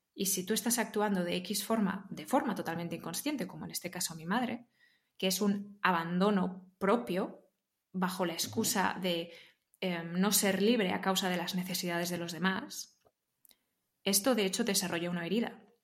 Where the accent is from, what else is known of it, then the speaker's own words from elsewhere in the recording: Barcelona, Catalonia, Spain; Yo soy de Barcelona